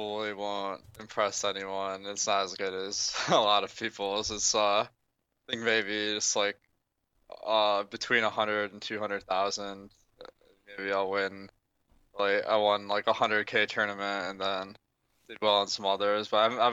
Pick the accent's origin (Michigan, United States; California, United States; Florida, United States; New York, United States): Michigan, United States; I'm from Michigan